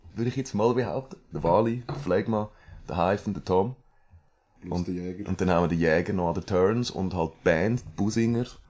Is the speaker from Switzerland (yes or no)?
yes; Villmergen, Aargau, Switzerland; accent: Aargau dialect; moved away as an adult; now in Chur, Switzerland; aber ich repräsente doch logischerweise immer noch den Aargau. Ich habe ja auch den Dialekt.